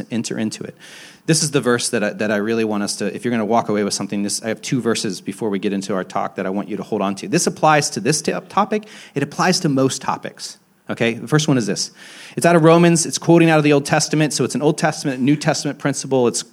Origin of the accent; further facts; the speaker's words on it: Hicksville, Ohio, United States; also born or lived in Athens, Ohio; now in Franklinton, Columbus, United States; I'm from Hicksville, Ohio